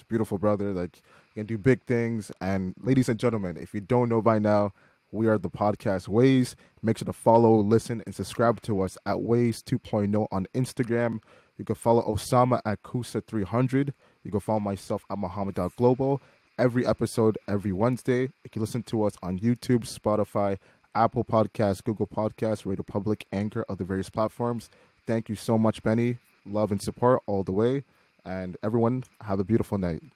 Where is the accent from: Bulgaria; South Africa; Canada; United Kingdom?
Canada; Oakville, Ontario; we're from Oakville, but people will call us Chokeville.